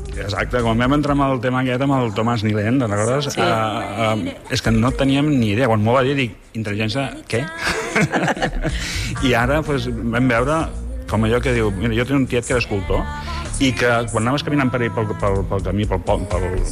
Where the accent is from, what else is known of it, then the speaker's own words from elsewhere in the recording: Barcelona, Catalonia, Spain; és la meva vila, Vila de Gràcia, on he nascut